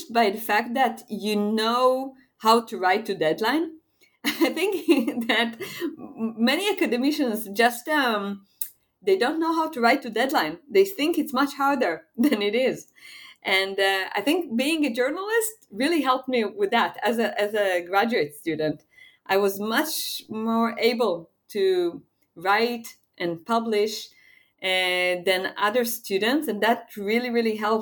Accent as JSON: {"language": "English", "country": "Israel", "said": "I'm from Israel"}